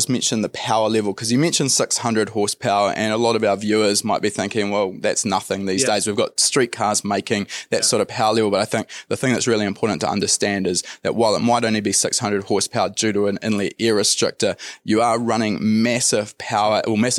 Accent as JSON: {"language": "English", "country": "New Zealand", "said": "I'm from New Zealand."}